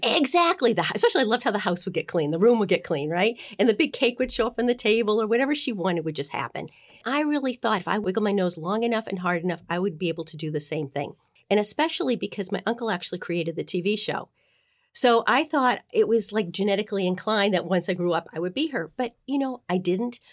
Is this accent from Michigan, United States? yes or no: no; Boston, Massachusetts, United States; I am a Bostonian.